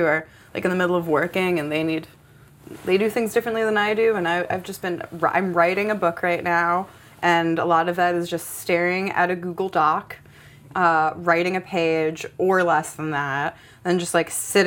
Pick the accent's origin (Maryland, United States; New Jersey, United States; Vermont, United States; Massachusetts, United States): Maryland, United States; Silver Spring; now in Detroit, United States; I grew up in Silver Spring, which is, like, a little bit more artistic.